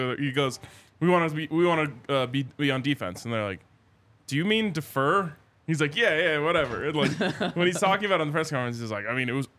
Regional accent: Charlotte, North Carolina, United States; I was from Charlotte.

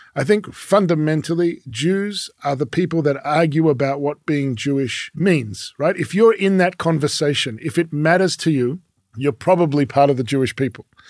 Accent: Melbourne, Victoria, Australia; first language French; English is a second language; moved away as an adult; also born or lived in Paris, France; now in Jerusalem, Israel; I was born in Paris. My father from Morocco. My mother was born in Uzbekistan, but her family's from Poland. But we ended up in Melbourne, Australia.

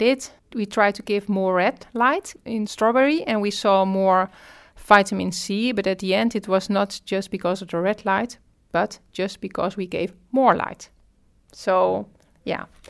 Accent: Netherlands

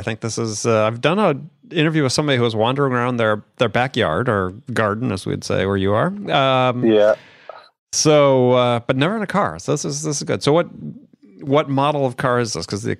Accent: Wisconsin, United States; I grew up in Wisconsin, where we had a lot of large Catholic families among the friends of ours too

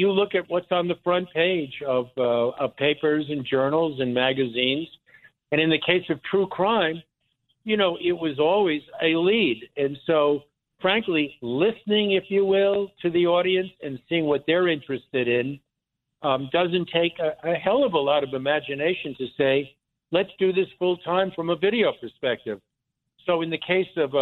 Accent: Lawrence, New York, United States; also born or lived in Philadelphia; now in New York, United States; originally I grew up on Long Island, on the south shore of Long Island, in what I think was then and still called the Five Towns, Lawrence, Long Island, and kind of grew up there

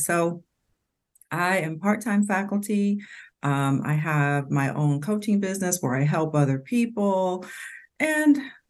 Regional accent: Cincinnati, Ohio, United States; moved away as an adult; also born or lived in New York; I was born in Cincinnati, Ohio

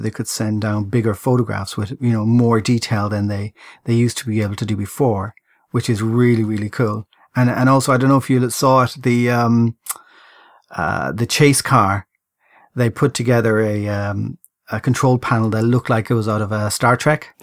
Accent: Ireland; I'm Irish

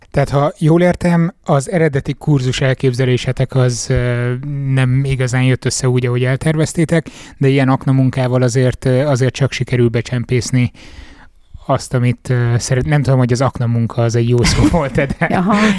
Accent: Miskolc, Borsod-Abaúj-Zemplén, Hungary; Miskolci vagyok

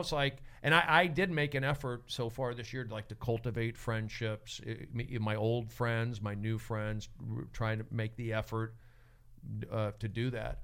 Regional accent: Los Angeles, California, United States; growing up in Reseda, divorced parents

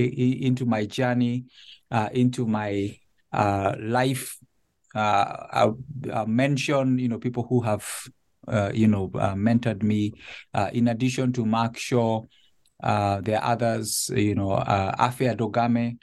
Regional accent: Nairobi, Kenya; moved away as an adult; now in Connecticut, United States; I was born and raised in Nairobi. My family lived there until this transition to Connecticut.

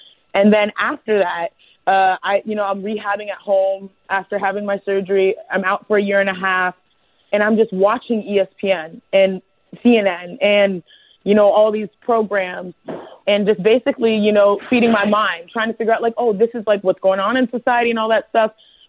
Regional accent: Nigeria; being Nigerian and going back to Nigeria so often in Africa

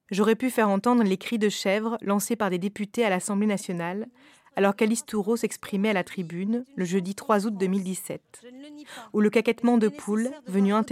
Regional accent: northern France, France; now in Paris, France; Je viens du nord de la France, d'un milieu privilégié. J'habite aujourd'hui à Paris, dans un quartier bobo.

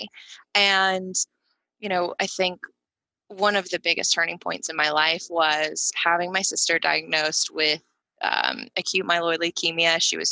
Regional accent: Tuscaloosa, Alabama, United States; I grew up in Alabama in Tuscaloosa

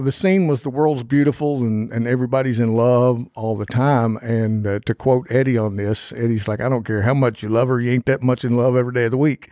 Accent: eastern Kentucky, United States; born and raised up in the eastern part of Kentucky, up in the mountains.

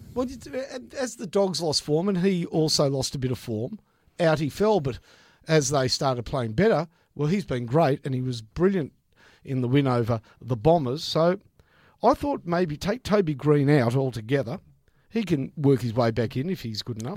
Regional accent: Victoria, Australia; I said, "Victoria."

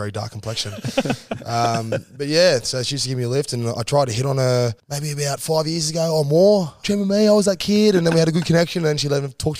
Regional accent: Sydney, New South Wales, Australia; No, Maroubra. Oh, Maroubra. Yeah. Grew up around there

